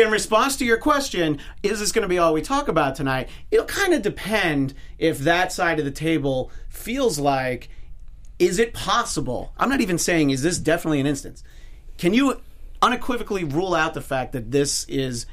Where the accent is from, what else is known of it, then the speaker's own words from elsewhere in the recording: New York, United States; moved away; I'm from New York originally